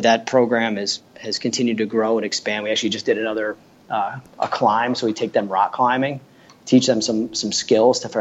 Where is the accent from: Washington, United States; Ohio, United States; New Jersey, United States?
New Jersey, United States; I grew up in New Jersey